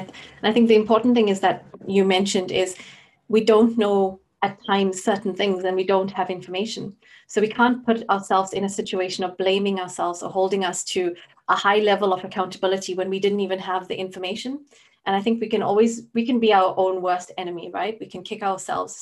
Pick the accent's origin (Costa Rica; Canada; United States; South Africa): South Africa; now in Scotland, United Kingdom; I grew up in South Africa.